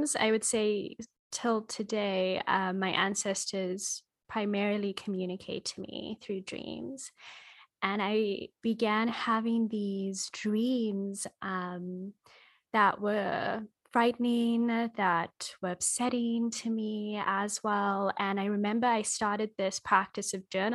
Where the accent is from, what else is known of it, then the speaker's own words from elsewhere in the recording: Australia; also born or lived in Kenya; I'm Australian and Kenyan, and my great-grandmother on my Kenyan side was a medicine woman.